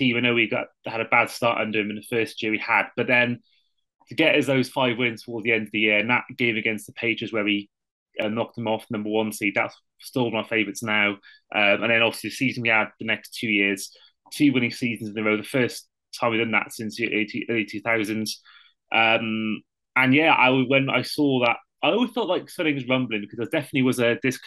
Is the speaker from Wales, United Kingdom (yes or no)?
yes; Wales, United Kingdom; moved away as an adult; now in Brighton, United Kingdom; I'm from Wales. I live in Brighton